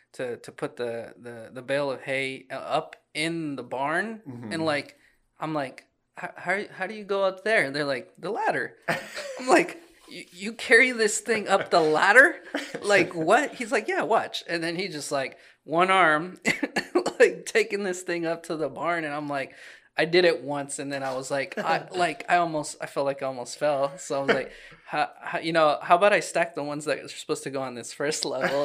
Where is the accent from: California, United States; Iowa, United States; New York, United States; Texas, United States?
Iowa, United States; Des Moines; I grew up in Des Moines, the city